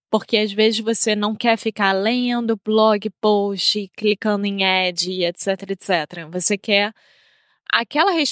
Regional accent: United States; Portuguese is a second language; Minha parceira é brasileira portuguesa e eu sou americano

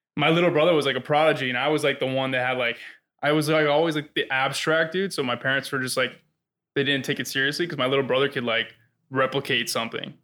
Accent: South Florida, United States; I grew up in South Florida

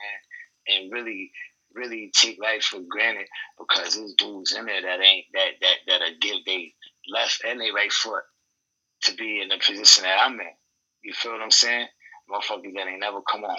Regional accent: Utica, New York, United States; I'm from Utica, New York. Upstate

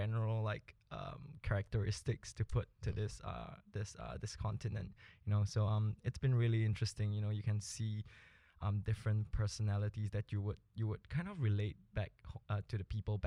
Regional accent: Singapore; moved away as an adult; also born or lived in Bolivia; now in Canada; I was born in Bolivia, actually, but my family moved to Singapore when I was about 5. So we've lived there for about 17 to 20 years.

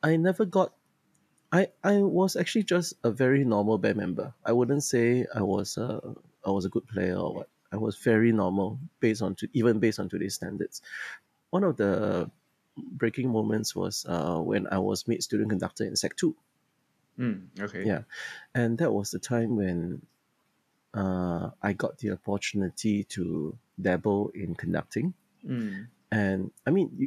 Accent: Singapore; I was from Maris Stella High School, which I'm one of the schools that I'm teaching now. And then I also went to Anderson Junior College

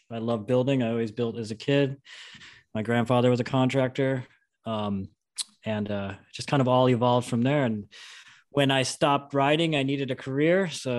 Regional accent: New York, United States; also born or lived in Vermont / Salt Lake City / Tahoe; now in California, United States; I'm born and raised in New York.

